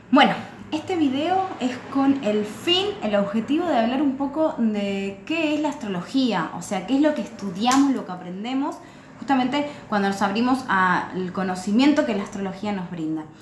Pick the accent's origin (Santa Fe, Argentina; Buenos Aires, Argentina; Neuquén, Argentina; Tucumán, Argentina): Buenos Aires, Argentina; born there; yo nací en Buenos Aires, Argentina, en un día determinado, un año determinado, un mes determinado